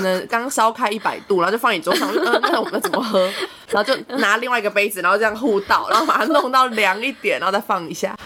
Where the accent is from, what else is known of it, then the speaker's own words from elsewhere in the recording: Taiwan; 像我们会讲闽南语一样，很多台湾人都讲闽南语